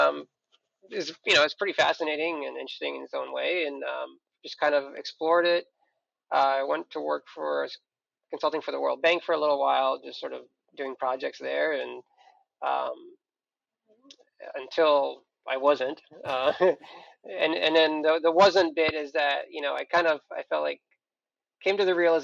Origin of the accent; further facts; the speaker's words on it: Moscow, Russia; moved away; I am from Russia. I was born in Moscow.